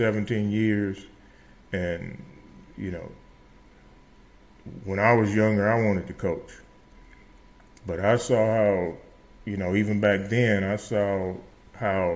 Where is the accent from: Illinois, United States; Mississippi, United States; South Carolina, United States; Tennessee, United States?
Mississippi, United States; Starkville; moved away as an adult; also born or lived in Las Cruces, New Mexico; now in Las Vegas, New Mexico, United States; I was born and raised in Starville, Mississippi